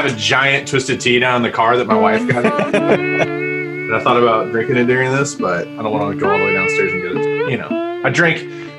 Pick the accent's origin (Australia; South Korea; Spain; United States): United States; Tennessee; moved away; also born or lived in Georgia / Florida; where I'm from in the east. So, like, out east, you know, I grew up in Tennessee, lived in Georgia, Florida